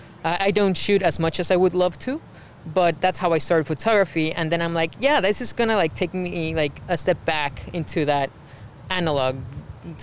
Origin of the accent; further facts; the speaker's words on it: Mexico; moved away as an adult; now in United States; I am an immigrant, I'm from Mexico, I moved to United States 6 years ago